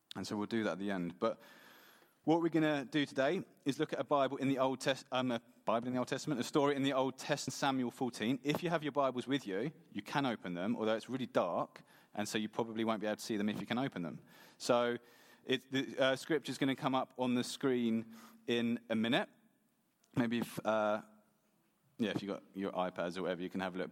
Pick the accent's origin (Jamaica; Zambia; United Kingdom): United Kingdom; England; now in Sweden; I am from England. Okay, so I'm not actually Swedish, I'm English.